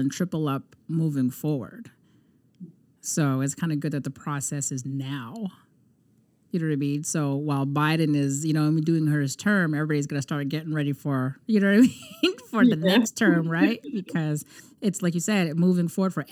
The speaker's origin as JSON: {"language": "English", "country": "Canada", "said": "we're Canadian citizens"}